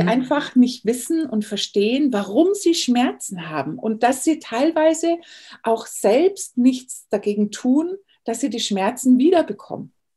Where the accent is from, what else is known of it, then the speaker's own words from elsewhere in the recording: Bavaria, Germany; moved away as an adult; now in California, United States; ich bin in Bayern groß geworden